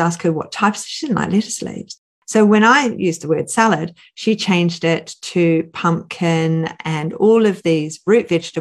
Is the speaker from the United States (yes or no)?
no; New Zealand; I grew up in New Zealand